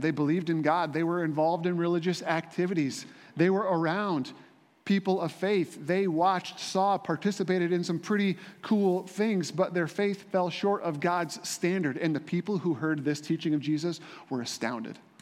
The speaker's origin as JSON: {"language": "English", "region": "Indiana", "country": "United States", "tie": "born or raised there", "said": "I grew up in Indiana"}